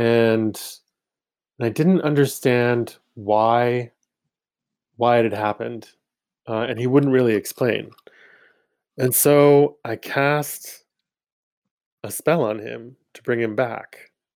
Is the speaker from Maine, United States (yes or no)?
yes; Maine, United States; growing up in Maine